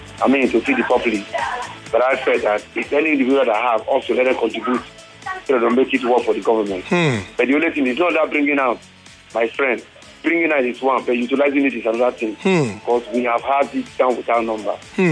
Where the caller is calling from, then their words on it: Ijegun, Lagos, Nigeria; … calling from Ijegun.